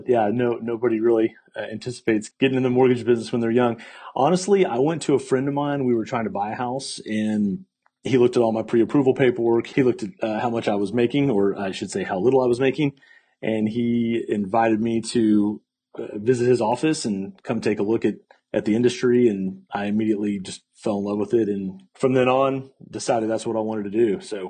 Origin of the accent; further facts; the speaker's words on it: Fort Worth, Texas, United States; now in Austin, United States; Yes, so I grew up in Fort Worth, Texas, and live in Austin now, so just up the road, and moved.